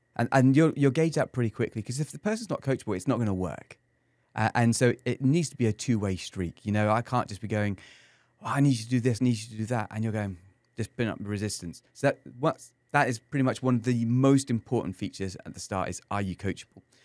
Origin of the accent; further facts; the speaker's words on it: England, United Kingdom; now in San Antonio, United States; as an Englishman here in San Antonio, my USP is the fact that I'm English